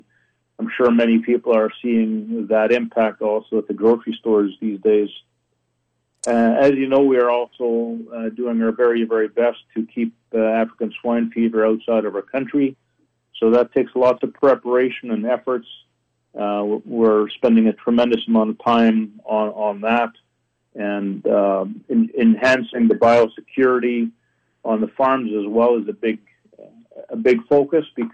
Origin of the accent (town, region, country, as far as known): Canada